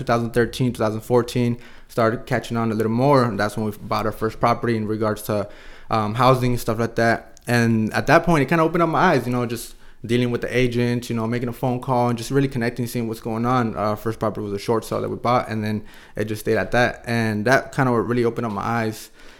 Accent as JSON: {"language": "English", "town": "Escondido", "region": "California", "country": "United States", "tie": "born or raised there", "said": "Well, I was born and raised in Escondido, just North County. You know, long-time resident."}